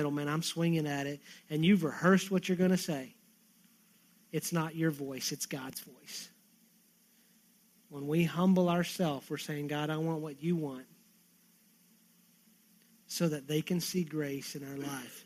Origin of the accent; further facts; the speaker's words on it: Texas, United States; I'm a Texan